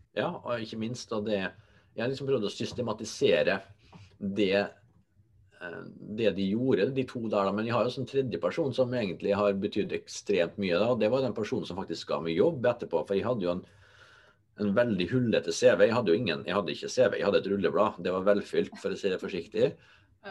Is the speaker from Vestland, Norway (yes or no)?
no; Molde, Møre og Romsdal, Norway; also born or lived in Trondheim; min hjemby